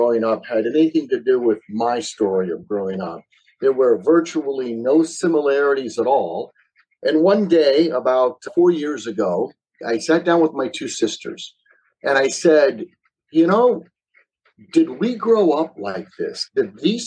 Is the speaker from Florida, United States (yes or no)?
yes; Tampa, Florida, United States; also born or lived in Ohio / Pennsylvania; when I was a baby, 1 year old baby, my family decided to move from Ohio to Tampa, Florida